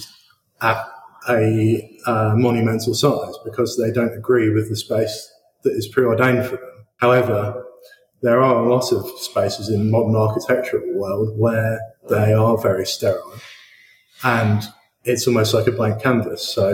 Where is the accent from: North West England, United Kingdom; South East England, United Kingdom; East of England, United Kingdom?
South East England, United Kingdom; Horsham; I grew up in Horsham